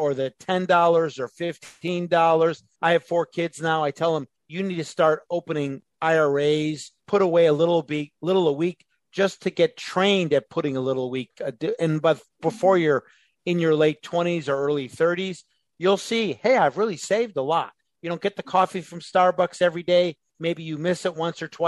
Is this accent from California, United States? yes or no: no; Chicago suburbs, Illinois, United States; moved away; I come from the Chicago suburbs